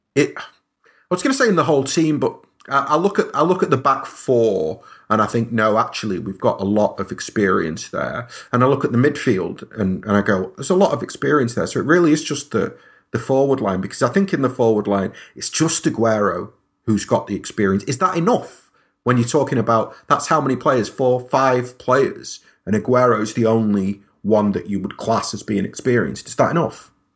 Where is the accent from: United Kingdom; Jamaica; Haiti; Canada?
United Kingdom; Stockport, North West England; I'm kinda from Stockport